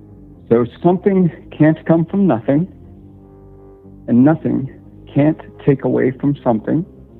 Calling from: Central Virginia, United States; calling from Central Virginia.

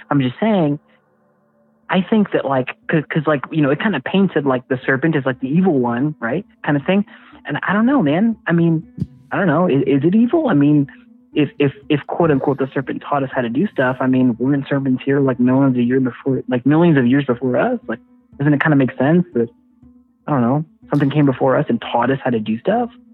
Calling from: Houston, Texas, United States; I'm calling from uh, from Houston

